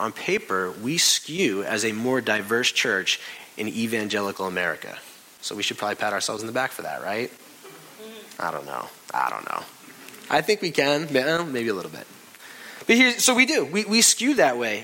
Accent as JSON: {"language": "English", "town": "New York City", "region": "New York", "country": "United States", "said": "We're from New York"}